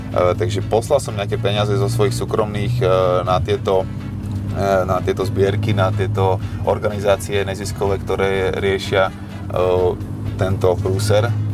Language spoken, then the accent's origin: Slovak; Slovakia; som prvý Slovák